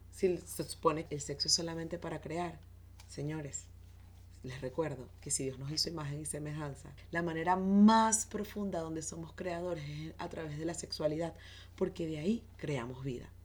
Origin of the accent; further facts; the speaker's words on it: Venezuela; Soy venezolana